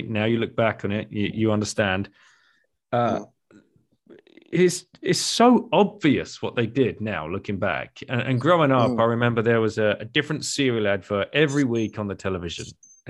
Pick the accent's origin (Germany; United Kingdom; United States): United Kingdom; I grew up in the UK